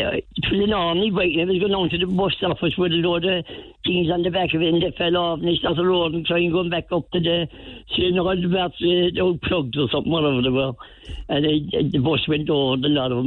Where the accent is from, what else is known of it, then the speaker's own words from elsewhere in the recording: Cork, Munster, Ireland; I was born on Mount Nebo